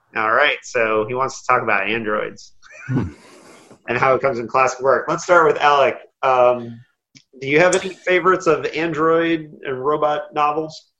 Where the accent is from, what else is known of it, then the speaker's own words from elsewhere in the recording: Indiana, United States; I'm from Indiana